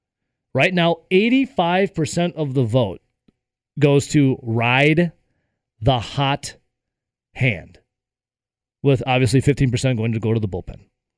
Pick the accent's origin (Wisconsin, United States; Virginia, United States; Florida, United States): Wisconsin, United States; Dodgeville; I am originally an Iowa County resident, as growing up in Dodgeville.